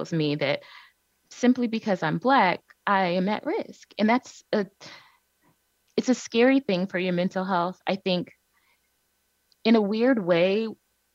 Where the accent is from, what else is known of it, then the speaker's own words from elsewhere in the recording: Cleveland, Ohio, United States; I'm originally from Cleveland, Ohio. That's where I was born and raised